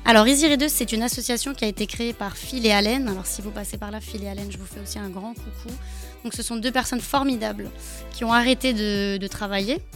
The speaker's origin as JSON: {"language": "French", "country": "France", "tie": "born or raised there", "said": "je suis née en France, j'adore le Portugal aussi. Hein. Euh, mes parents sont portugais"}